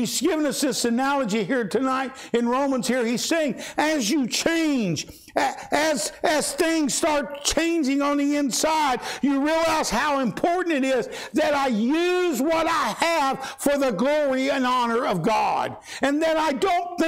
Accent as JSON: {"language": "English", "town": "Louisville", "region": "Kentucky", "country": "United States", "tie": "born or raised there", "said": "When I was a kid growing up in Louisville, Kentucky, concrete jungle, I went barefoot"}